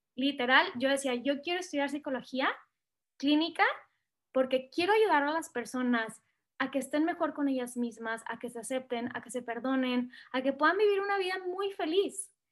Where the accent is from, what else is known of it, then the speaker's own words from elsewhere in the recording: Monterrey, Nuevo León, Mexico; moved away as an adult; also born or lived in Chile; now in Mexico City, Mexico; soy, como bien lo dijiste, del norte del país, soy de Monterrey